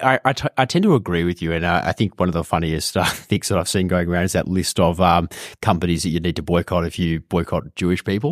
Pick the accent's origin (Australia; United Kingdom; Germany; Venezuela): Australia; an Australian person